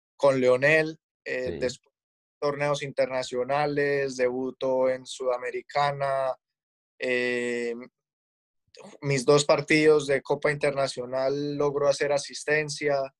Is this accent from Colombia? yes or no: yes; Colombia; moved away as an adult; now in Los Angeles, United States